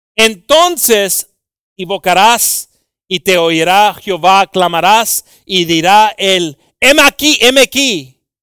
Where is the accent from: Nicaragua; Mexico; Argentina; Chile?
Mexico; Tenemos mucho orgullo como mexicanos